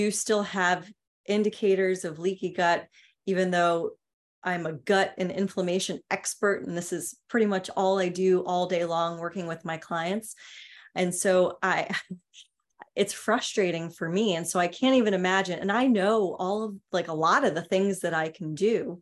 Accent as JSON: {"language": "English", "town": "New York City", "region": "New York", "country": "United States", "tie": "born or raised there", "said": "I grew up in New York City."}